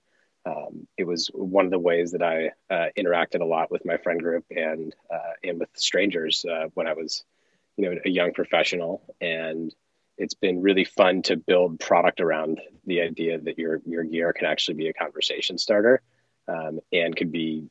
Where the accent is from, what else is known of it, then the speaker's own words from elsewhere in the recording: Los Angeles, California, United States; I grew up in Los Angeles and grew up surfing and skiing